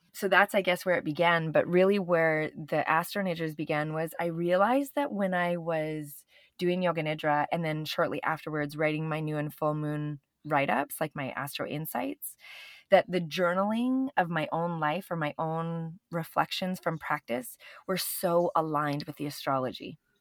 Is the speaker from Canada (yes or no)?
yes; Canada; moved away; also born or lived in Venice; I'm Canadian